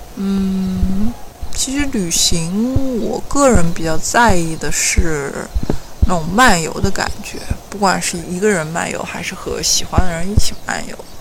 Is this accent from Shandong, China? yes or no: yes; Weihai, Shandong, China; 我家乡在山东威海